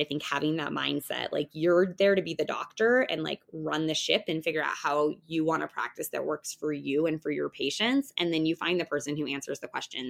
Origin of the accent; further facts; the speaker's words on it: Denver, Colorado, United States; I practice in the Denver, Colorado area, and that's actually where I'm from.